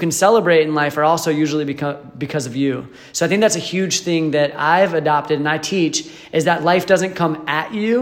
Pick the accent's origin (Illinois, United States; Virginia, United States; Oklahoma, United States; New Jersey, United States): New Jersey, United States; moved away; also born or lived in Michigan / Arizona; I'm from New Jersey originally, moved to Michigan, and then just in the past year, a little over a year ago, I moved to Arizona